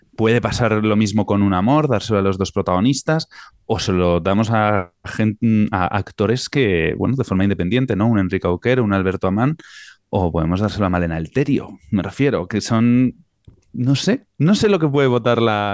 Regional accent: Tafalla, Navarre, Spain; es de mi pueblo

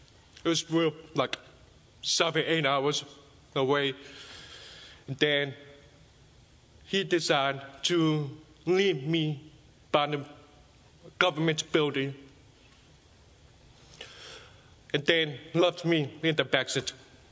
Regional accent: China; born there; English is a second language; So I was born in China, in the village, in 1993.

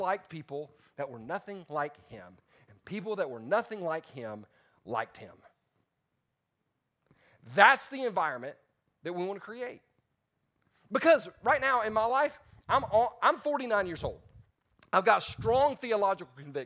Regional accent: the South, United States; I'm from the South

